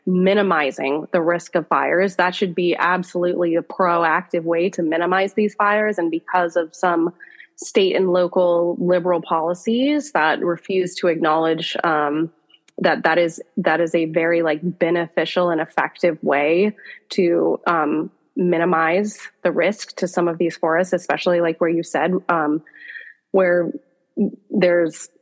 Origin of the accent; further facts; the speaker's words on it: Pacific Northwest, United States; I grew up in the Pacific Northwest on a farm